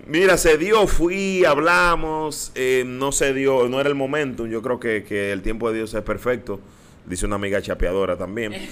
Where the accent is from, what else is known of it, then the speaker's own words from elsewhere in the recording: Dominican Republic; moved away as an adult; also born or lived in Miami, United States / New York, United States; now in United States; de estar aquí, de estar en mi país, de compartir con toda mi gente